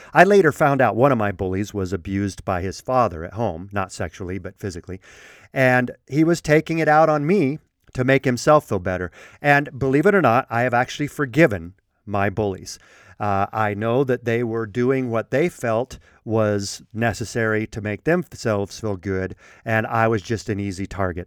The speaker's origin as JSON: {"language": "English", "region": "Colorado", "country": "United States", "tie": "born or raised there", "said": "I was raised in Colorado"}